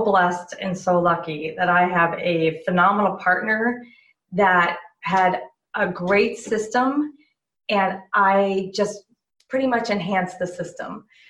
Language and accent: English; Southern California, United States; I grew up in Southern California